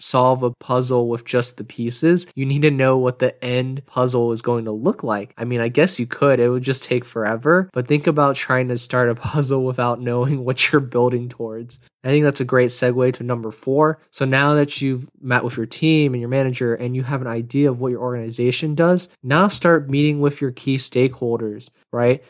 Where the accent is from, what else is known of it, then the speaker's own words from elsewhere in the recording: Houston, Texas, United States; now in Austin, United States; I'm from Houston